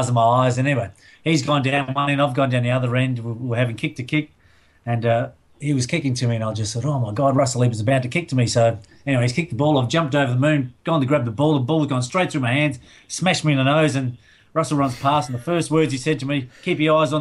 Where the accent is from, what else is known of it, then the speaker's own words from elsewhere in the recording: Adelaide, South Australia, Australia; I grew up in the Rosewater area